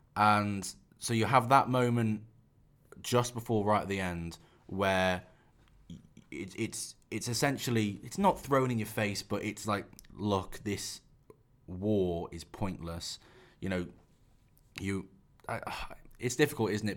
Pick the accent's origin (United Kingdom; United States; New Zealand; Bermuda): United Kingdom; England